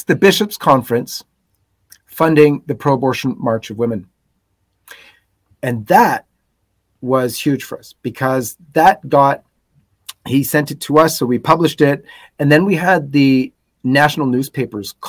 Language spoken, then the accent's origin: English; Toronto, Ontario, Canada; Born and raised in Toronto